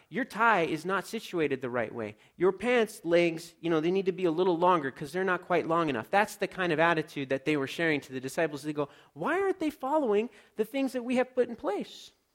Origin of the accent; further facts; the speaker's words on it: Los Angeles, California, United States; I grew up in Los Angeles, so I was a city kid